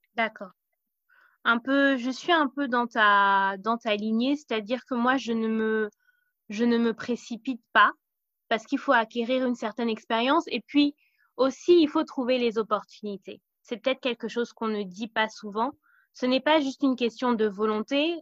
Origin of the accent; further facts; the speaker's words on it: Cameroon; moved away; on est originaire du Cameroun et du Burkina Faso